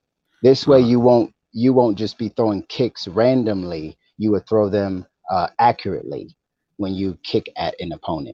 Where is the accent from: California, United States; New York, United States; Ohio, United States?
New York, United States; Buffalo; born there; also born or lived in Rochester / East Aurora; Yes, I was born in Buffalo, New York. But I traveled around to different parts of Western New York. So I lived in Rochester, East Aurora, different parts of Western New York